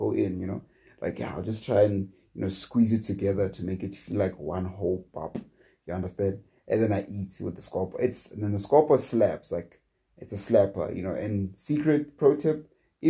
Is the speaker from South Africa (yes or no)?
yes; South Africa; as a South African